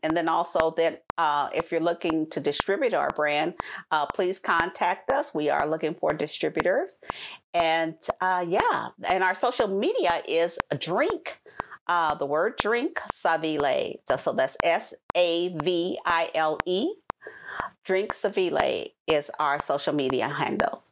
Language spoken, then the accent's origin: English; California, United States; moved away as an adult; also born or lived in Bolingbrook, Illinois; my hometown of California